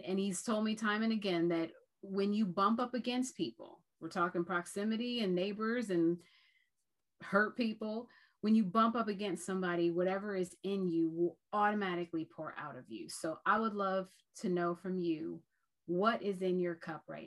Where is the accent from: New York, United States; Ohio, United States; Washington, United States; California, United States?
Ohio, United States; we're from Ohio